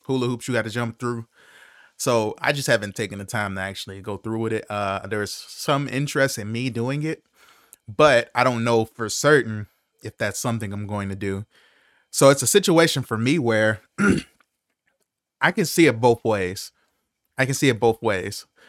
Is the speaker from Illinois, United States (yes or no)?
yes; Chicago, Illinois, United States